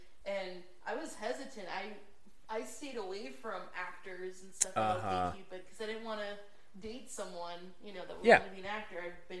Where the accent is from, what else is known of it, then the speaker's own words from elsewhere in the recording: Pennsylvania, United States; moved away; I'm from Pennsylvania. Both our families were, Catholic